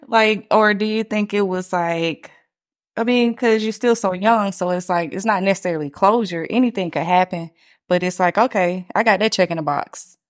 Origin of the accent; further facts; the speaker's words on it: Atlanta, Georgia, United States; I'm from Atlanta